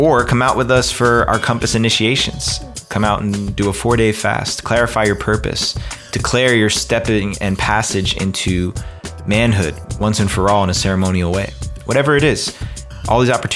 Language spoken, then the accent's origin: English; Ridgewood, New Jersey, United States; I was born in Ridgewood, New Jersey, and my family comes from Japan on my father's side and Italy on my mother's side.